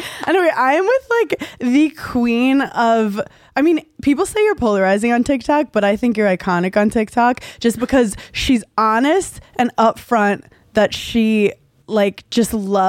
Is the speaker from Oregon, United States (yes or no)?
no; New York City, New York, United States; I'm from Brooklyn originally